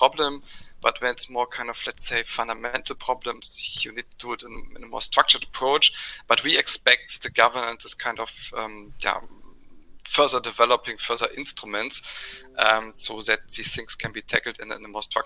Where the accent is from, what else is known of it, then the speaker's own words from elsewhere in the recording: Germany; went to the local pharmacy in my hometown